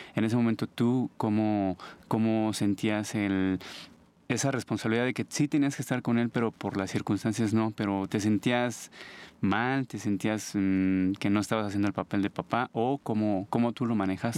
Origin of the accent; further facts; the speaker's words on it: Mexico City, Mexico; Soy de aquí de la Ciudad de México.